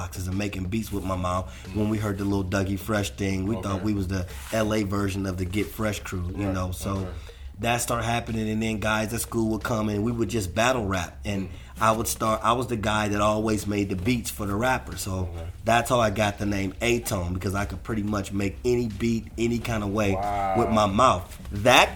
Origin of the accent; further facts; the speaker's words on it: Compton, California, United States; also born or lived in Watts, Los Angeles / Inglewood / West Side, Los Angeles; I grew up in Compton, Watts, and in Inglewood